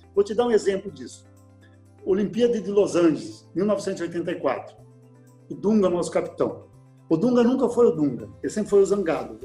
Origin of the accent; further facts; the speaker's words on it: Erechim, Rio Grande do Sul, Brazil; moved away; lá na minha cidade, Erechim